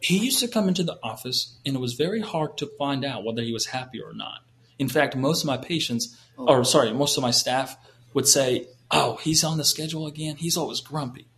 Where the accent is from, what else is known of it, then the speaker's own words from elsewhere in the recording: Canada; moved away; I was raised in Canada